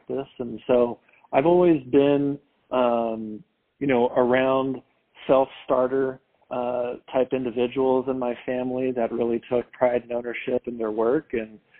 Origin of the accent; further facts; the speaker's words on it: Palos Verdes, California, United States; moved away as an adult; also born or lived in Philadelphia; I grew up in Los Angeles in a town called Palos Verdes, California, a really cool beach suburb over there